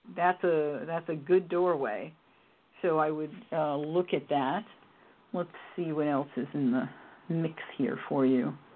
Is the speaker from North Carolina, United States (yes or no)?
no; New York City, New York, United States; I wasn't born in the Bronx, but I grew up in the Bronx